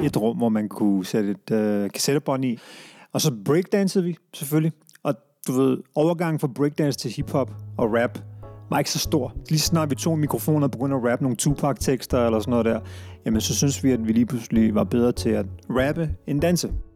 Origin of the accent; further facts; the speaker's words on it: Brøndby, Capital Region of Denmark, Denmark; vi flyttede til Brøndby Strand, før det, anede jeg ikke, at jeg var pakistansk oprindelse